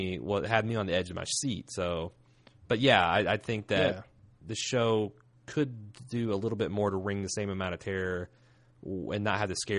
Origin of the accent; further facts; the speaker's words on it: Indiana, United States; I'm from Indiana.